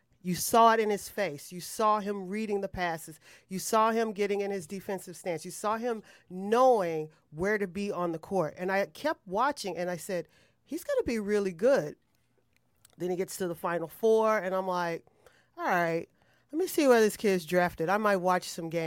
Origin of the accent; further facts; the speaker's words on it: Illinois, United States; I'm from Illinois